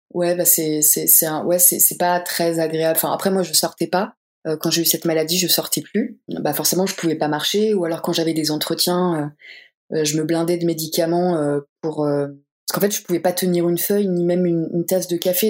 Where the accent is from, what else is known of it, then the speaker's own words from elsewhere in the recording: Normandy, France; moved away; je suis normande à la base